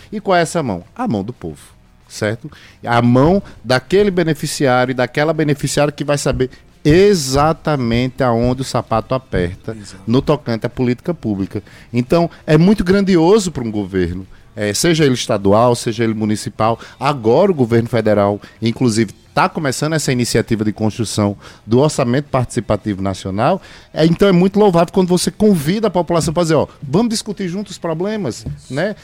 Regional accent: João Pessoa, Paraíba, Brazil; nascido e criado em Mangabeira, inclusive sou morador, hoje, até hoje, do bairro

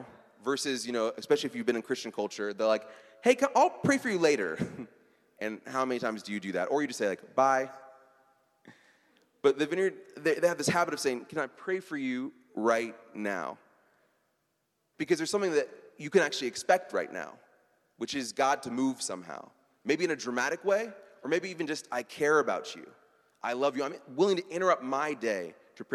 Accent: Midwest, United States; I'm from the Midwest

